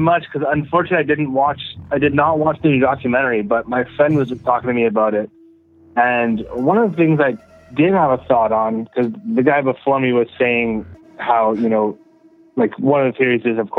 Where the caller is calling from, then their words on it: Manitoba, Canada; from Manitoba.